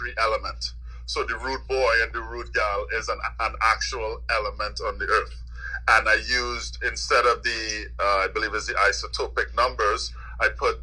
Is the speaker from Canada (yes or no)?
no; Trinidad & Tobago; moved away as an adult; also born or lived in Washington, D.C.; I grew up in Trinidad with a Jamaican father.